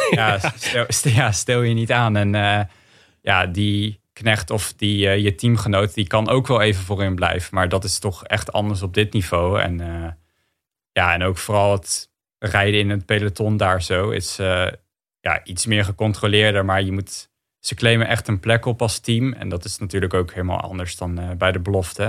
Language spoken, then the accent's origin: Dutch; Netherlands; als Nederlander.